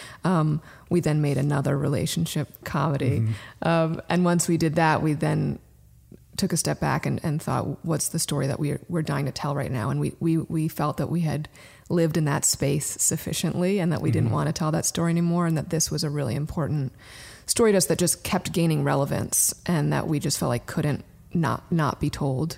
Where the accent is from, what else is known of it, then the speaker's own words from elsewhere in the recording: Brooklyn, New York, United States; I mean, I was raised in Brooklyn and Daryl was raised in Connecticut. So we're East Coasters through and through.